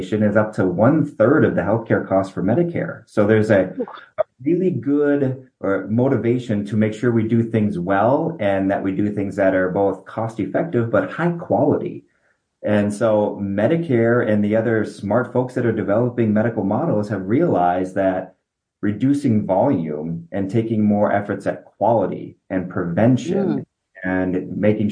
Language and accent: English; Minneapolis, Minnesota, United States; moved away as an adult; also born or lived in Detroit, Michigan; now in Nebraska, United States; I was born in Minneapolis